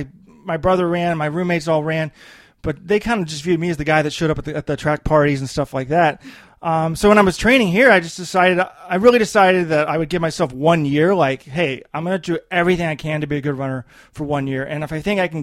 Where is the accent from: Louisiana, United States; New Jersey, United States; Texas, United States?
Texas, United States; Dallas; moved away as an adult; also born or lived in upstate New York; now in Baltimore, United States; I grew up in Dallas